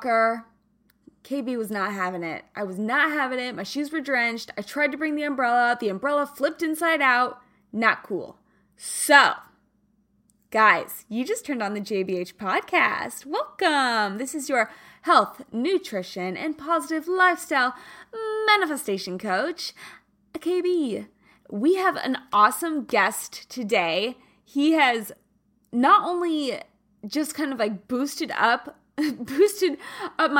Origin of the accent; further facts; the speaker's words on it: Kansas, United States; moved away; I am from Kansas originally